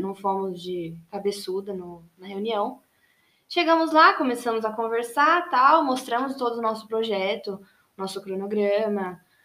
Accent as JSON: {"language": "Portuguese", "town": "Jundiaí", "region": "São Paulo", "country": "Brazil", "tie": "born or raised there", "moved": "as an adult", "lives_now": "São Paulo, Brazil", "said": "nasci em Jundiaí, no interior de São Paulo, cresci lá"}